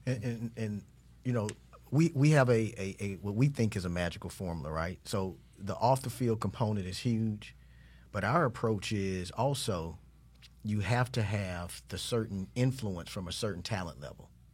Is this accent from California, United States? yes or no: no; Jacksonville, Florida, United States; I'm from the north side of Jacksonville.